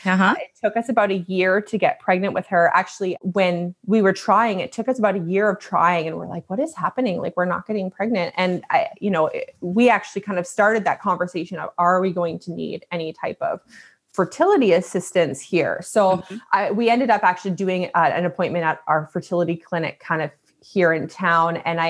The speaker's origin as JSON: {"language": "English", "region": "Alberta", "country": "Canada", "tie": "born there", "lives_now": "Ontario, Canada", "said": "So I was born out in Alberta in Canada. I live in Ontario now."}